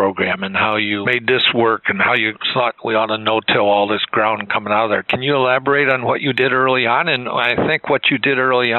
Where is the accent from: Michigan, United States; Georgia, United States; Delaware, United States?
Michigan, United States; when I was growing up in Michigan, we were seeding cover crops in the late 40s and early 50s.